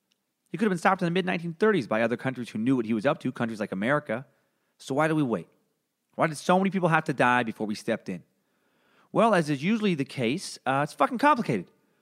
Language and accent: English; Idaho, United States; I'm from Northern Idaho, where belief that the government is out to get you and take away your freedom and fundamental rights is as ingrained in the local culture